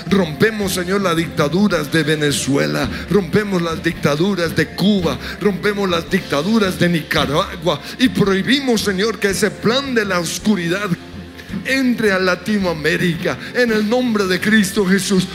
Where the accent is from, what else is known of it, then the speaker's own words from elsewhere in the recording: Colombia; nos unimos como colombianos por Colombia